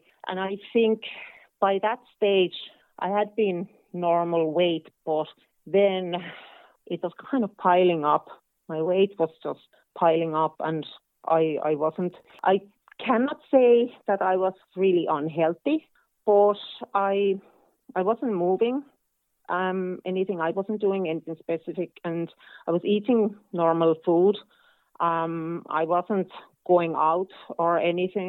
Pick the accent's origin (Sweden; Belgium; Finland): Finland; northern Finland; now in Ireland; I'm from Finland. I'm kind of from northern Finland. So we have lots of forests and lakes there. And I'm from a small town